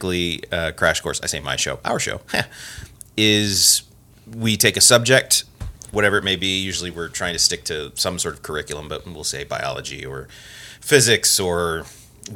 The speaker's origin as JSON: {"language": "English", "town": "Porterville", "region": "California", "country": "United States", "tie": "born or raised there", "moved": "yes", "lives_now": "Missoula, United States", "said": "I grew up in a little town called Porterville in California."}